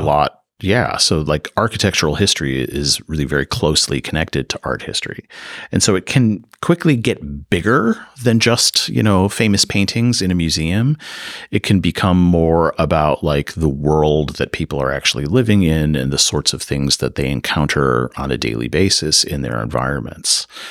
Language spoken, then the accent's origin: English; Chicago, Illinois, United States; moved away as an adult; now in Davis, United States; I grew up in the Chicago area